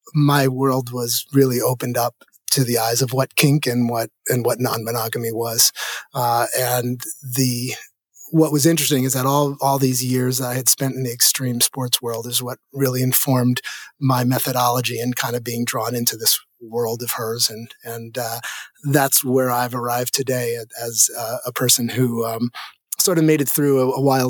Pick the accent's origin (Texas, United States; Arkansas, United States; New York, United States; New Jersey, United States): New York, United States; New York City; I grew up in New York City